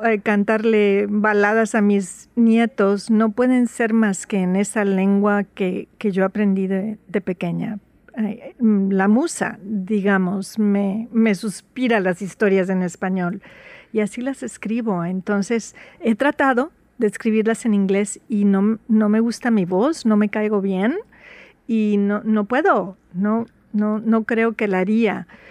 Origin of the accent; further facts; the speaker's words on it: Veracruz, Mexico; first language Spanish; now in Seattle, United States; Soy jarocha, orgullosamente jarocha. Nací en Veracruz y llevo aquí en Seattle más o menos como más de 40 años